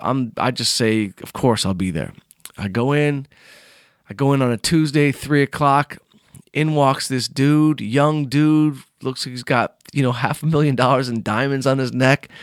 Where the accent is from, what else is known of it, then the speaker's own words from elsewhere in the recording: Southfield, Michigan, United States; moved away; I'm from Southfield, Michigan